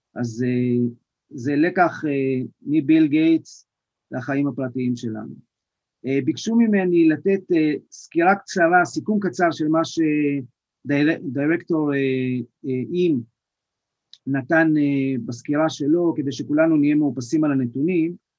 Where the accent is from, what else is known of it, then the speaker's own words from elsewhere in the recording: Israel; אנחנו כישראלים